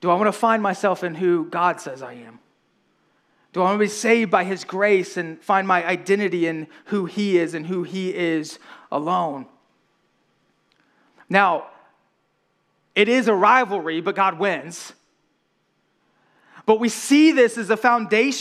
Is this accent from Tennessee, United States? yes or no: no; right outside of Atlanta, Georgia, United States; I grew up right outside of Atlanta, Georgia